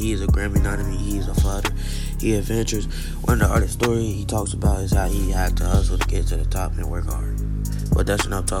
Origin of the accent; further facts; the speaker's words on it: Chicago, Illinois, United States; Before we get, I would like to tell y'all a little about myself. I'm from Chicago, born and raised on the south side of Inglewood in Chicago.